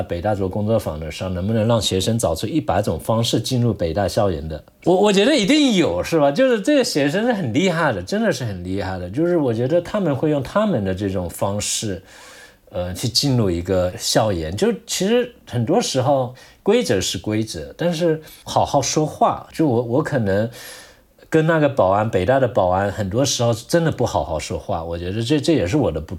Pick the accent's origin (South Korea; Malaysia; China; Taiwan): China; 因为我是个客家人哈，我从小生活在围屋里面，你知道这客家的土楼嘛，就里面都是同样的有血缘关系的人